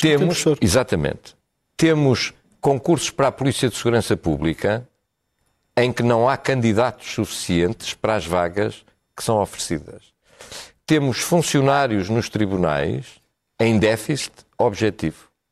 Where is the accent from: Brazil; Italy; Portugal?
Portugal; o país onde nasci